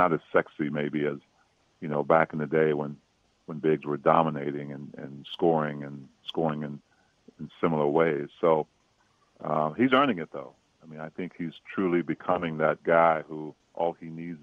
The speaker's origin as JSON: {"language": "English", "area": "Prince George's County", "region": "Maryland", "country": "United States", "tie": "born or raised there", "said": "I grew up in Prince George's County, Maryland"}